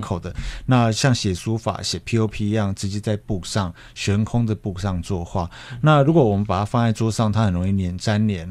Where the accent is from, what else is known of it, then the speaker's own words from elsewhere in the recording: Taiwan; 我们台湾人